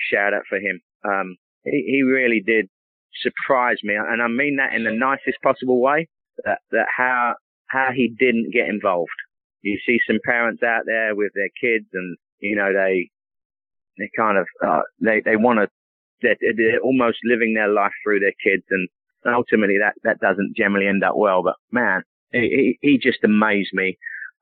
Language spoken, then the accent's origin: English; England, United Kingdom; moved away; growing up in England